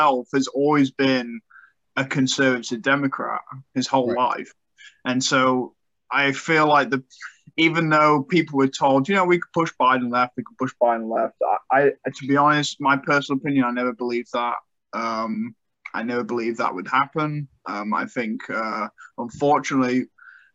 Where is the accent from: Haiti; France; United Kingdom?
United Kingdom; moved away; my home country